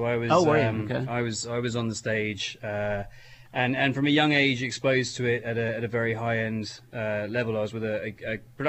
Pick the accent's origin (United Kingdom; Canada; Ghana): United Kingdom; now in Erie, United States; my driving license for the longest time was still a UK driving license.